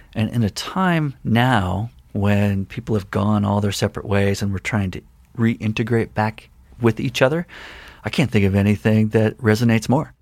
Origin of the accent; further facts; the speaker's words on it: Longmont, Colorado, United States; now in Missoula, United States; I grew up, uh, in Longmont, Colorado, which is a town outside of Boulder